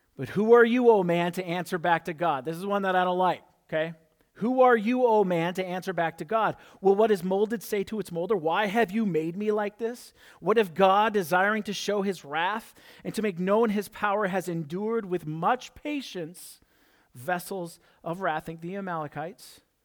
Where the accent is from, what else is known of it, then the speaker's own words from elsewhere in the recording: South Dakota, United States; I'm from South Dakota